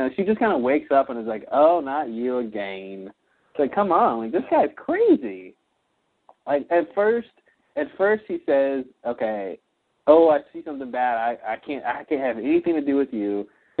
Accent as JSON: {"language": "English", "country": "Australia", "said": "Oh, I'm Australian."}